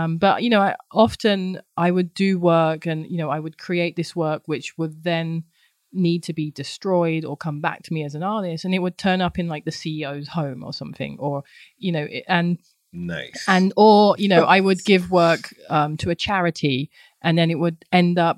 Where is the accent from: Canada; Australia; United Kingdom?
United Kingdom; London; moved away; I grew up in London, Southeast London, in a lovely place called Thamesmead